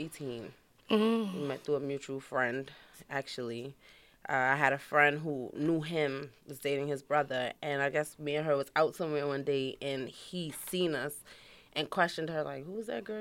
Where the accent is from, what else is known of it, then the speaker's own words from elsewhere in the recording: New York City, New York, United States; also born or lived in Brooklyn, New York; I'm from Queens. I'm originally born in Brooklyn